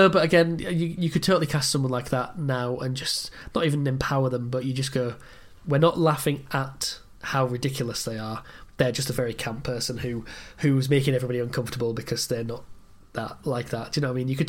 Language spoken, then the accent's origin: English; Scotland, United Kingdom; yeah, just like does he know I'm Scottish?